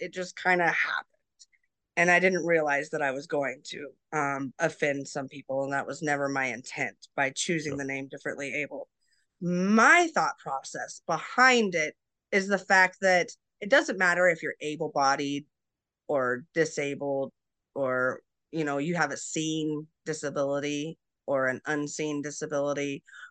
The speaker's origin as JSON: {"language": "English", "region": "Alaska", "country": "United States", "tie": "born or raised there", "also_born_or_lived": "Colorado / Montana", "said": "we were really big hiking growing up in Alaska and Colorado and Montana and all these places that have, you know, hiking."}